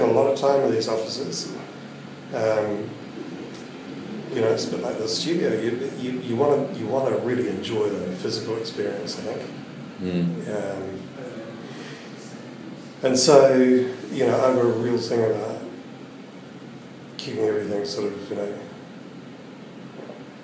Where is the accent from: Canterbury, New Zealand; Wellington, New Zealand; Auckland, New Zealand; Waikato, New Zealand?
Wellington, New Zealand; I was born and bred in Wellington